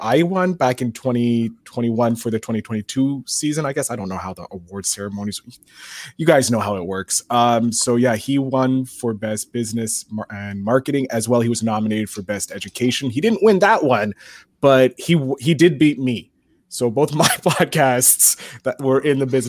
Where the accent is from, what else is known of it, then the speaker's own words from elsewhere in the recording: Canada; I'm a Canadian. I'm humble. I can't do this. I'm Canadian.